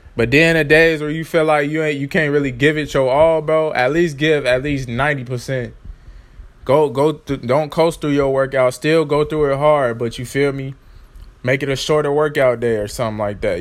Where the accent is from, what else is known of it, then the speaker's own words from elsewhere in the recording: Chicago, Illinois, United States; I'm from Chicago